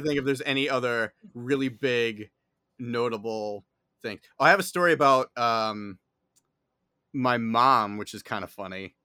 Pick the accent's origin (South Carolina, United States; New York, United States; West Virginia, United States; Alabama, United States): New York, United States; New York City; accent: New York; if you can't tell by my accent, I am based in, uh, New York City.